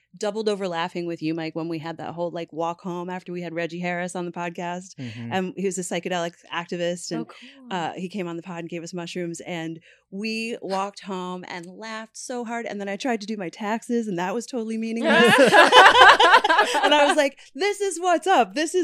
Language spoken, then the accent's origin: English; Newfoundland and Labrador, Canada; I come from Newfoundland, which is a very Irish background, a very drinking culture.